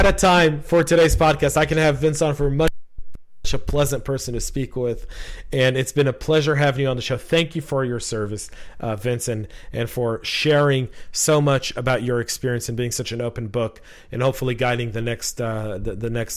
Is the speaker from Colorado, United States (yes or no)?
yes; just outside of Boulder, Colorado, United States; moved away; I grew up just outside of Boulder